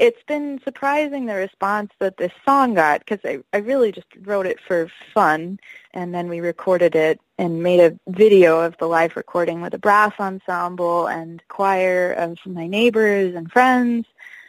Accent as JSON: {"language": "English", "country": "United States", "tie": "born or raised there", "said": "a person who was born in this country"}